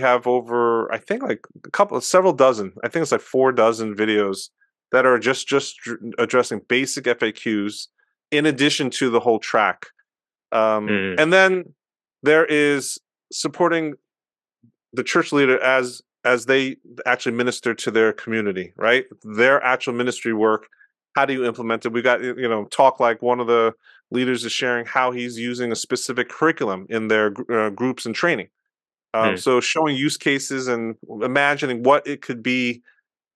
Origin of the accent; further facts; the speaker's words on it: United States; I'm Korean American, and so I'm part of that Asian American and BIPOC community